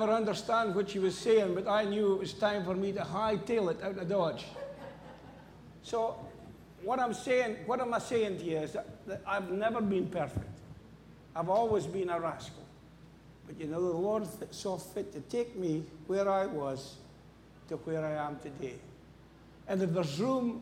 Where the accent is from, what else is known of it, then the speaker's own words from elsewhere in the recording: Scotland, United Kingdom; moved away; I'm from Scotland.